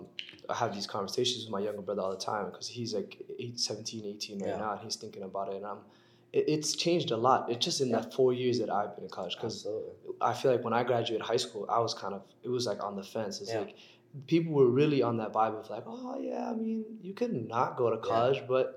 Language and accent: English; Minneapolis, Minnesota, United States; also born or lived in Addis Ababa, Ethiopia; I grew up in Minneapolis.